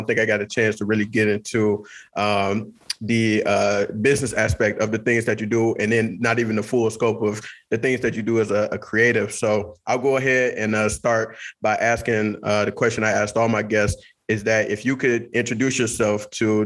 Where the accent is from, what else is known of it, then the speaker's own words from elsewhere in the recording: Detroit, Michigan, United States; I'm from Detroit